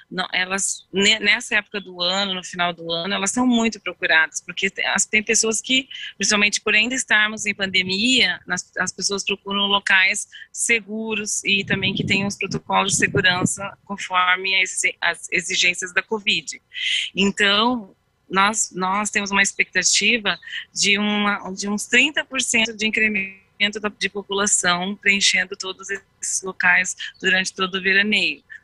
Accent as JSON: {"language": "Portuguese", "country": "United States", "lives_now": "Garuva, Brazil", "said": "eu sou americana, moro em Garuva há 35 anos"}